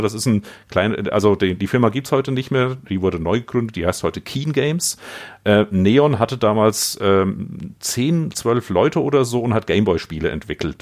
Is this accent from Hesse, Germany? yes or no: yes; Vogelsberg, Hesse, Germany; Das ist das Dorf, wo ich aufgewachsen bin.